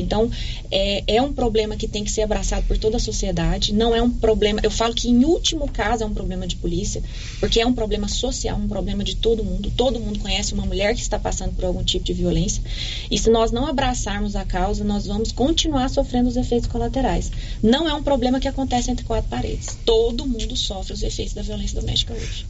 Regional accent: Silvânia, Goiás, Brazil; also born or lived in Goiânia; eu me criei aqui a vida toda

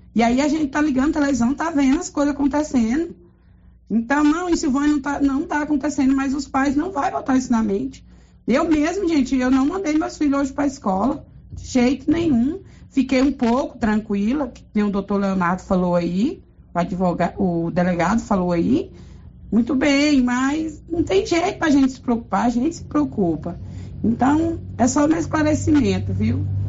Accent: Silvânia, Goiás, Brazil; sou daqui de Silvânia.

